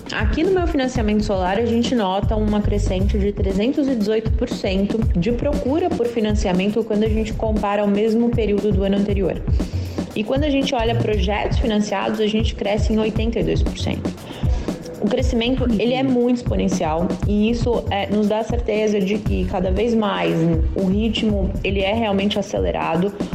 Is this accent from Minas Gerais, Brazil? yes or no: yes; Minas Gerais, Brazil; também sou mineira, então também falo assim